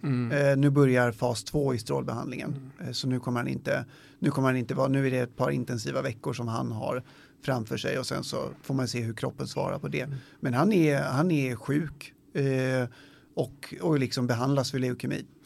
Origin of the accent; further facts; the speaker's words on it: Sweden; vi som svenskar